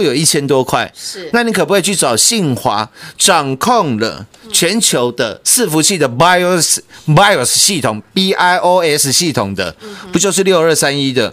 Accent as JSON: {"language": "Chinese", "country": "Taiwan", "said": "我们台湾人"}